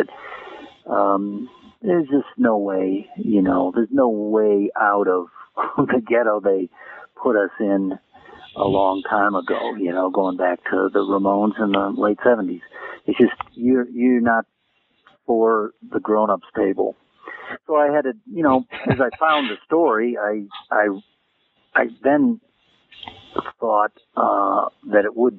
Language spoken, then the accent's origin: English; Naperville, Illinois, United States; moved away as an adult; also born or lived in Hollywood; Well, I grew up in Naperville, Illinois, outside of Chicago, and I wasn't interested in college.